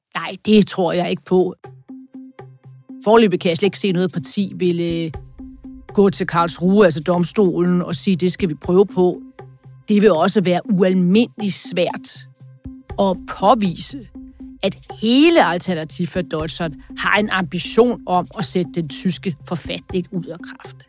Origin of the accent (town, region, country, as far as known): Denmark